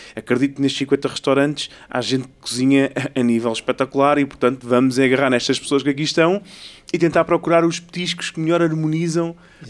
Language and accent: Portuguese; Ericeira, Lisbon, Portugal; Eu sou, eu sou de Ericeira, praticamente, eu vivi lá a minha vida quase toda